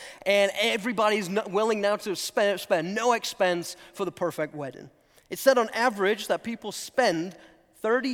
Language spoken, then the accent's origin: English; England, United Kingdom; also born or lived in North Carolina; now in United States; I'm originally from England